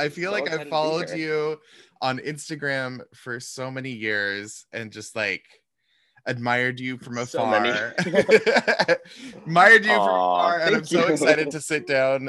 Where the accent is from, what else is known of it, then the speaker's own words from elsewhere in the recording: Seattle, Washington, United States; now in New York, United States; I grew up in Seattle. So I'm also West Coast baby. Moving to New York was such a weird experience